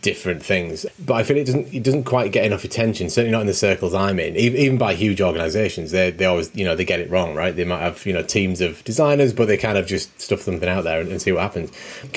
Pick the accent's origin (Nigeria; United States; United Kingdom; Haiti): United Kingdom; We're very British. We like the S on the end, maths.